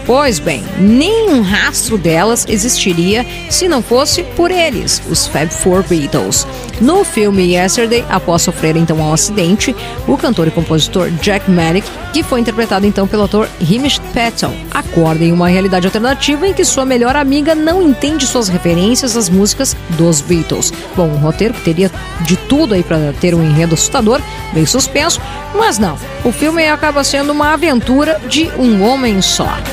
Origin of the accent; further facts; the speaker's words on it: Rio Grande do Sul, Brazil; accent: gaúcho; meu sotaque gaúcho